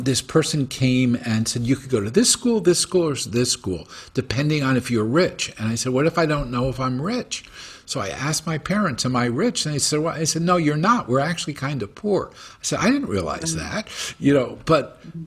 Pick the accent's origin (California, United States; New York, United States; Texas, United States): New York, United States; now in Saratoga, United States; I'm a kid from European parents, born in New York. I'm Jewish. I live in Saratoga.